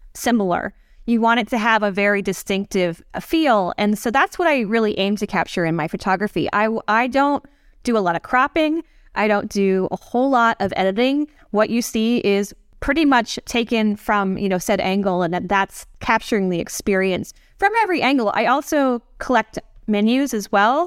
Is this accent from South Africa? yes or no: no; American Samoa; now in New York, United States; I am from American Samoa, which is in U S territory